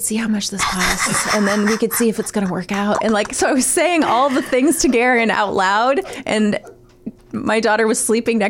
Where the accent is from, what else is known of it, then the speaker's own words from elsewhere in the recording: Wadsworth, Ohio, United States; my hometown of Wadsworth, Ohio.